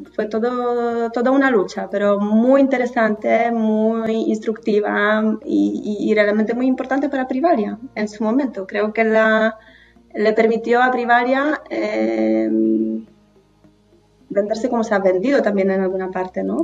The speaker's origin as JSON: {"language": "Spanish", "region": "northern Poland", "country": "Poland", "second_language": "Spanish", "moved": "as an adult", "lives_now": "Spain", "said": "Soy del norte de Polonia, de un pueblito pequeño."}